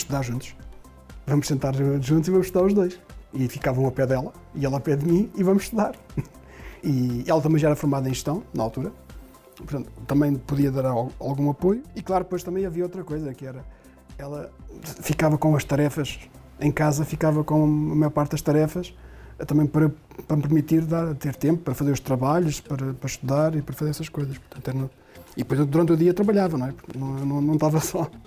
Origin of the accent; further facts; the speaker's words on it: Portugal; moved away; a terra onde eu nasci